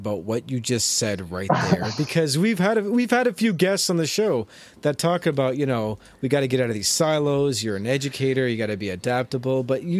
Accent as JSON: {"language": "English", "town": "London", "region": "Ontario", "country": "Canada", "tie": "born or raised there", "moved": "yes", "lives_now": "Fort McMurray, Canada", "said": "But I grew up in London, Ontario."}